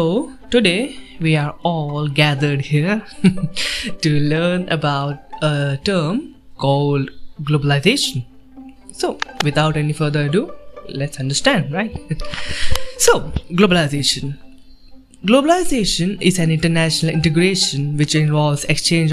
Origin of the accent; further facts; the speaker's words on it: India; I'm from India